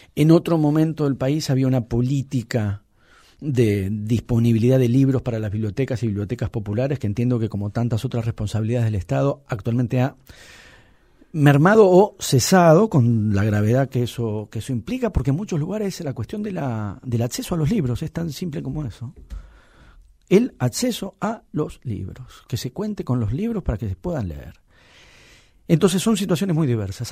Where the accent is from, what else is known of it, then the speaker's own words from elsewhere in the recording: Buenos Aires, Argentina; soy un porteño de clase media